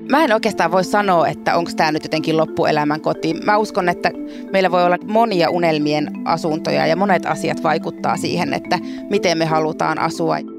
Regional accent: Jyväskylä, Central Finland, Finland; Mä asun Jyväskylässä, joka on mun kotikaupunkini

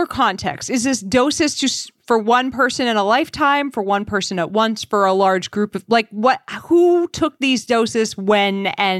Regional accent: New Hampshire, United States; I'm from New Hampshire. I can't not have a libertarian streak.

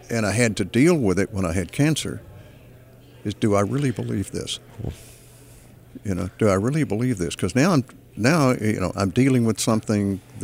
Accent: Texas, United States; I'm a Texan.

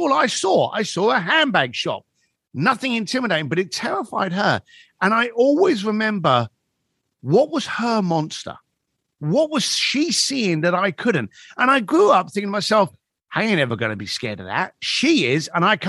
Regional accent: London, United Kingdom; moved away; I grew up in East London and it was a rough neighborhood

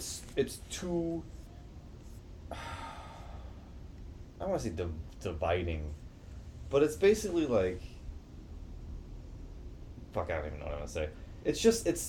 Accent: Buffalo, New York, United States; growing up in Buffalo, I fucking hate the city and what it does to this side of New York

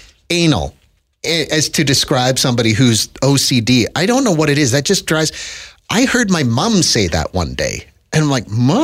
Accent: Saskatchewan, Canada; moved away; when I was a kid growing up in Saskatchewan, they were thongs. And I'm of a certain age that a lot of my friends that still live back there

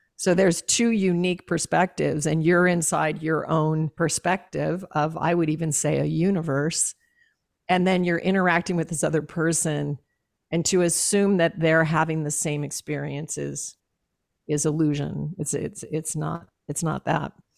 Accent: Alaska, United States; I was raised in Alaska.

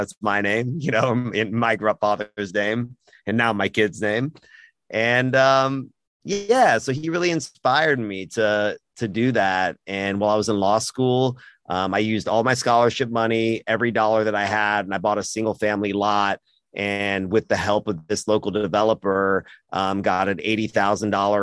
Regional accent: Austin, Texas, United States; being born in America, being born in Austin, I feel very, very blessed

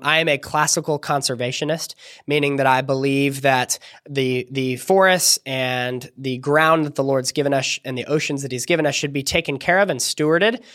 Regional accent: California, United States; my home state of California

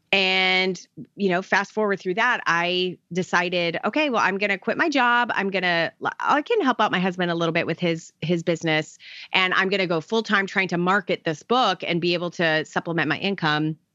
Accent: Arizona, United States; now in Tampa, United States; I grew up in Arizona, so I'm totally a desert baby.

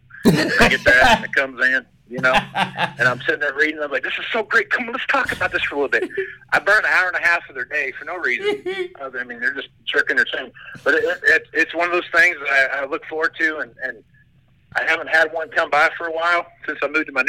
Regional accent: Wichita, Kansas, United States; moved away as an adult; now in Western Nebraska, United States; I grew up around Wichita, Kansas

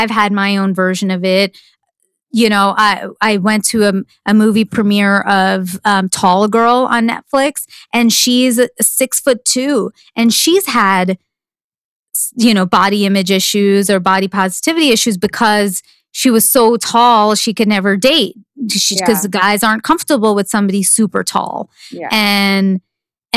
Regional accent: East Coast, United States; moved away as an adult; now in Los Angeles, United States; I grew up in the East Coast

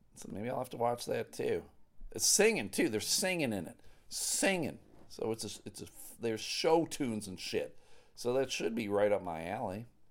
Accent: Buffalo, New York, United States; I grew up in Buffalo, New York

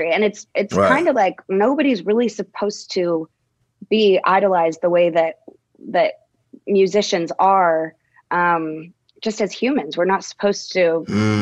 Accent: Dallas, Texas, United States; I'm from Dallas, Texas

